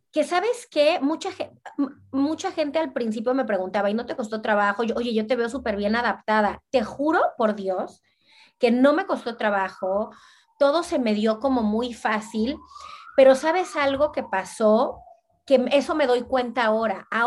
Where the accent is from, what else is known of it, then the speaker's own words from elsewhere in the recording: Cancún, Quintana Roo, Mexico; also born or lived in Veracruz; now in Brussels, Belgium; también yo vengo de Cancún, de Veracruz, que son ciudades chiquitas. Mana, aquí es una capital, o sea, yo vivo en Bruselas.